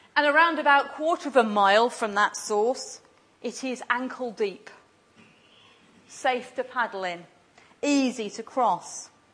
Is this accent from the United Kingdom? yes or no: yes; England, United Kingdom; now in Glasgow, United Kingdom; I was English coming from Glasgow